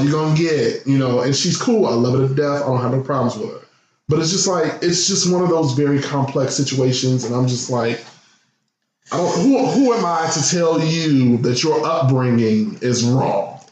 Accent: Midwest, United States; I come from the Midwest

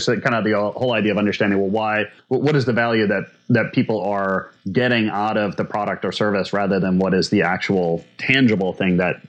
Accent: Minnesota, United States; I'm from Minnesota.

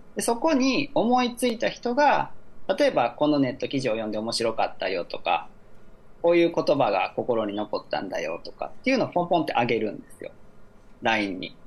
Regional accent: Akashi, Hyogo, Japan; born or raised there; also born or lived in Kyoto

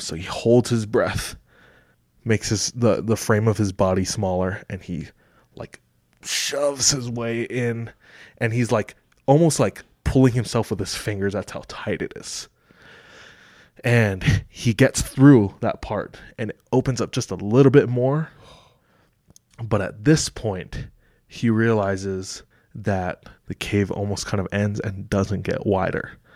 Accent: Kailua, Oahu, Hawaii, United States; moved away; The town that I'm from is called Kahului. It's on the east side of Oahu in Hawaii.

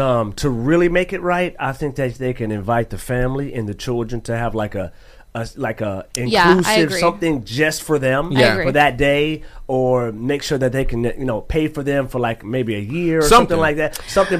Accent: the South, United States; I'm from the South

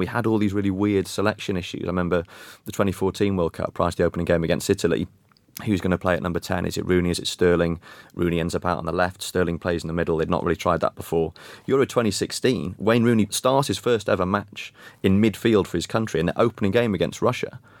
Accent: Wales, United Kingdom; as a Welshman

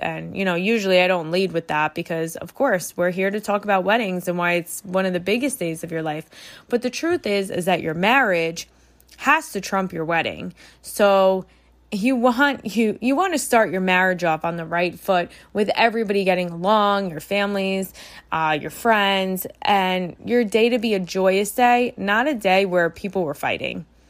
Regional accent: New York, United States; as a New Yorker

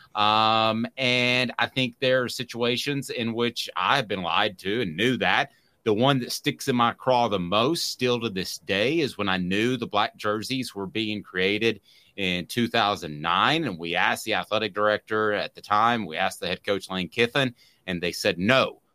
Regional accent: Powell, Tennessee, United States; I'm from Powell

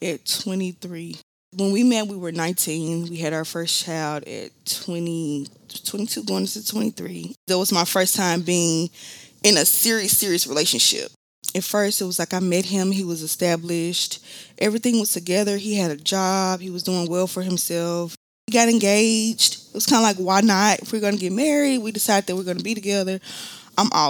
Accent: Memphis, Tennessee, United States; I am from Memphis, Tennessee

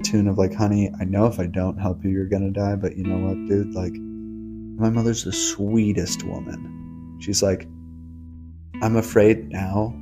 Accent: Los Angeles, California, United States; also born or lived in Brooklyn, New York; I was born in Brooklyn, New York, raised in Los Angeles, California.

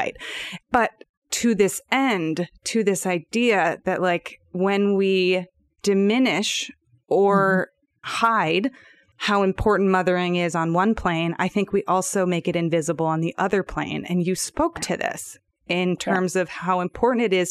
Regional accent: United States; I'm speaking as an American in the US

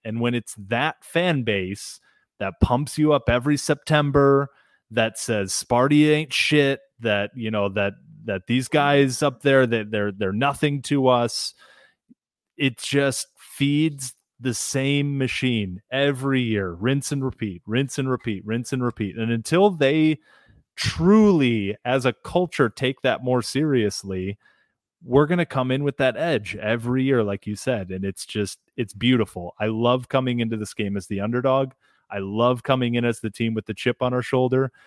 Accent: South Lyon, Michigan, United States; when I grew up in Southeast Michigan, I grew up in, for those unfamiliar, South Lyon, just outside of Ann Arbor

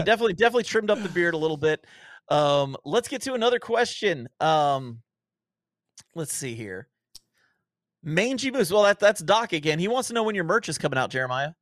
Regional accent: Ohio, United States; I grew up in Ohio

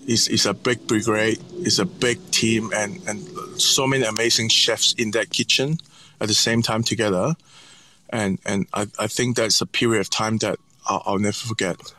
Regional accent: Hong Kong; also born or lived in North America / Italy; now in Sydney, Australia; growing up in Hong Kong

